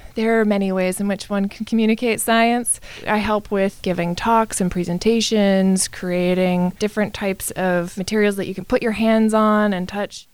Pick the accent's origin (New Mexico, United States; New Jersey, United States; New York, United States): New Mexico, United States; Santa Fe; now in Anchorage, United States; I'm originally from Santa Fe, New Mexico